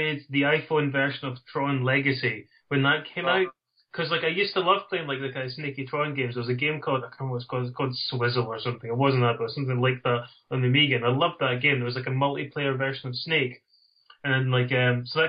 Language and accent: English; Dundee, Scotland, United Kingdom; accent: Dundee; It's from Dundee in Scotland. Although I was, as a child, my mum said, you have to speak properly. And so it's beaten into me, and so that's why my accent isn't quite as strong as some other people from the Dundee area.